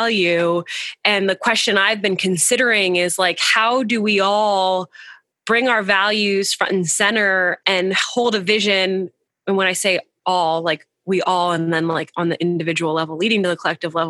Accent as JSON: {"language": "English", "country": "United States", "tie": "born or raised there", "said": "I grew up in America"}